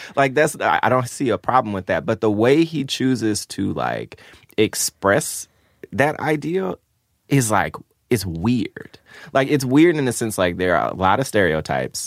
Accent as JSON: {"language": "English", "town": "Memphis", "region": "Tennessee", "country": "United States", "tie": "born or raised there", "said": "I grew up in Memphis"}